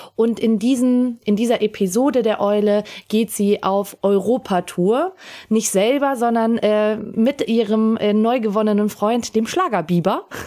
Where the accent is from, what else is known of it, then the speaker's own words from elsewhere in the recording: Salzburg, Austria; als Salzburgerin